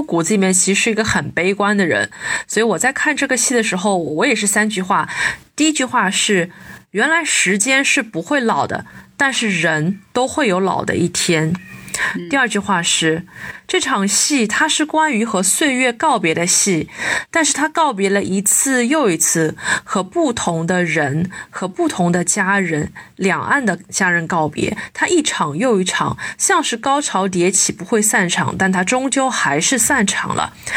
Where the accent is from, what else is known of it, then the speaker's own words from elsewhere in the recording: Shanghai, China; 像我们很多上海的小朋友，我们从来都没有很长时间的离开过家乡